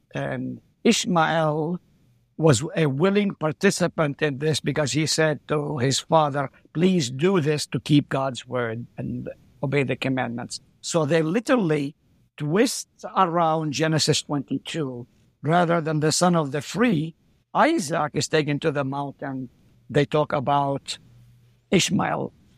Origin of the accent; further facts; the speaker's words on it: Haifa, Haifa District, Israel; first language Arabic; English is a second language; moved away as an adult; also born or lived in Nazareth, Israel / South Dakota, United States; now in Hartford, South Dakota, United States; I was born in Nazareth, lived there for three years, then we moved to Haifa